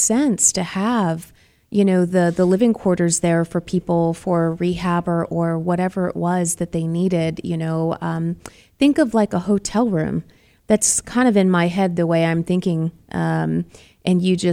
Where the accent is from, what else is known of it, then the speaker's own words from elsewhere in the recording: Boston, Massachusetts, United States; now in Arizona, United States; I'm from Boston